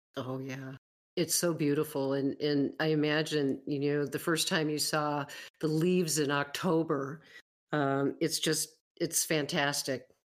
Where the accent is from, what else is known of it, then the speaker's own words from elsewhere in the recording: Western New York, United States; now in Wyoming, United States; I grew up in Western New York, but I moved away in nineteen eighty-two